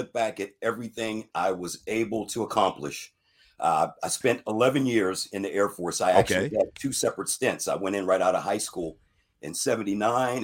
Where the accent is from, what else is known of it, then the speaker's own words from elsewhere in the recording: Farrell, Pennsylvania, United States; I grew up in a small steel town north of Pittsburgh, PA, called Farrell, Pennsylvania